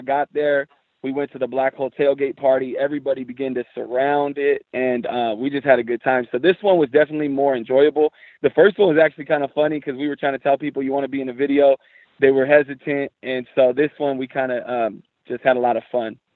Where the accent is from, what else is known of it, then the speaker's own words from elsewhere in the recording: San Jose, California, United States; I was born and raised in San Jose, California